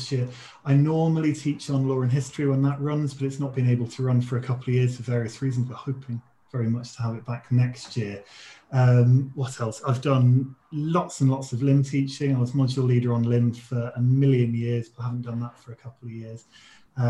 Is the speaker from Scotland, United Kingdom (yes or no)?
no; Leicester, East Midlands, United Kingdom; moved away as an adult; also born or lived in Sheffield / Washington, D.C.; now in Newcastle, United Kingdom; I'm from Leicester